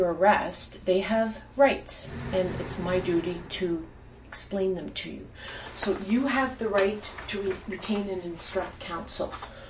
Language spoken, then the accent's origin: English; Ottawa, Ontario, Canada; I'm not from Montreal. {S1} Mm-hmm. {S0} I'm from Ottawa.